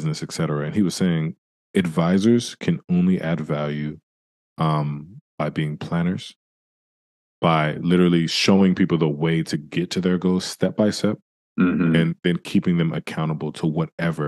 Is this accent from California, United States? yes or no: yes; San Francisco, California, United States; I grew up in San Francisco